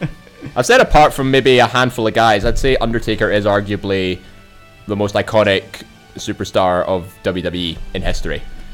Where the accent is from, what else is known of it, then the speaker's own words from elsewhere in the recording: Clarkston, Scotland, United Kingdom; I'm from Clarkston.